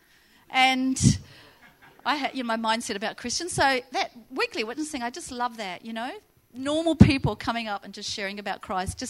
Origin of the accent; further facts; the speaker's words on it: New Zealand; moved away as an adult; now in Central Coast, Australia; I moved from New Zealand when I was 19 with my boyfriend